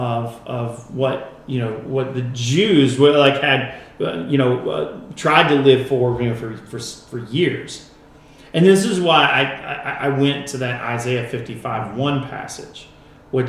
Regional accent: United States; as American Christians

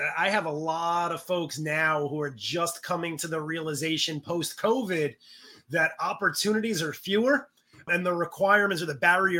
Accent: New York City, New York, United States; now in Westchester, United States; I'm from the Bronx. Currently live in Westchester

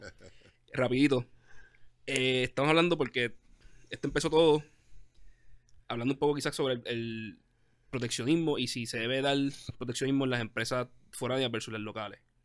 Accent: Puerto Rico; nosotros mismos como puertorriqueños

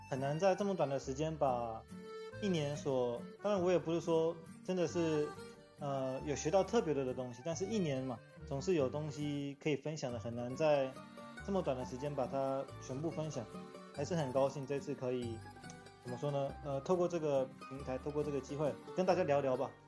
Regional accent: Taiwan; 我是来自台湾

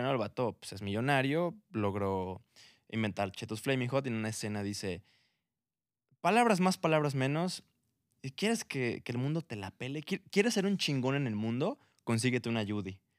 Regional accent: Mexico; oye, güey, somos mexicanos, nos encanta el picante

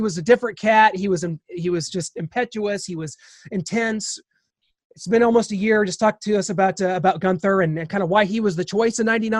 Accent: Kansas City, Missouri, United States; our foundation growing up in Kansas City

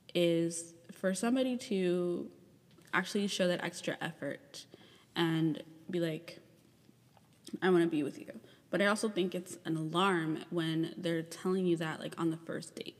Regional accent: Chicago, Illinois, United States; moved away; my hometown um, or where I was born

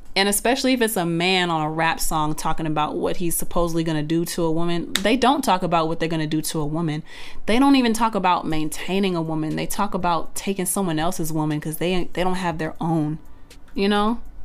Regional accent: Texas, United States; also born or lived in North Carolina; now in Atlanta, United States; I'm originally from Texas

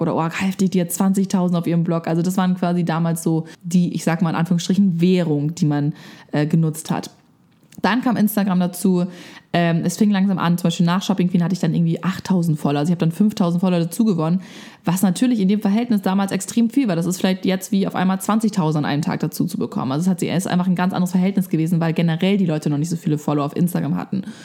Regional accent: Germany; bei uns in Deutschland

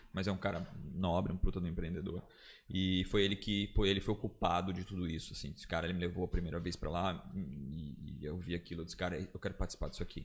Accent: Blumenau, Santa Catarina, Brazil; sou de Blumenau

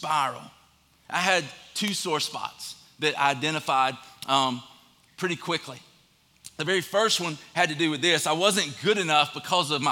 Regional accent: Statesboro, Georgia, United States; I'm from Statesboro, Georgia.

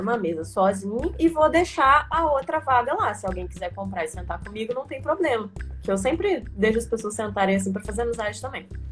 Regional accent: Juiz de Fora, Minas Gerais, Brazil; also born or lived in Santos Dumont, Minas Gerais; eu sou de Santos Dumont, mas eu vim morar muito novinha em Juiz Fora, porque para estudar no colégio militar, né? Então já tem uns 12 anos que eu tô em Juiz Fora

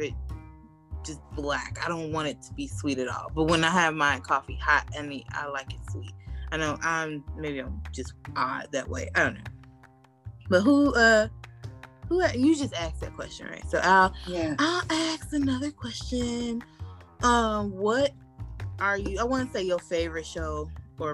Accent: Chicago, Illinois, United States; we are from the Midwest, specifically Chicago, so we do say pop up here.

